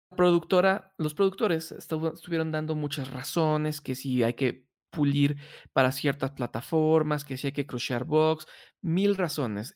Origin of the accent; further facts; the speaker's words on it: Mexico City, Mexico; somos los chilangos